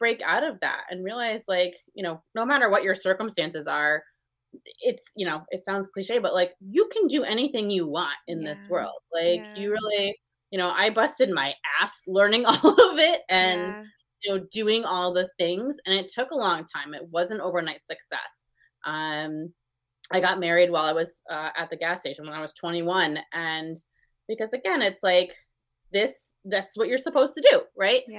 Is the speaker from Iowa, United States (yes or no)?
no; north of Albany, upstate New York, United States; I'm about 20 minutes north of Albany, just below Saratoga.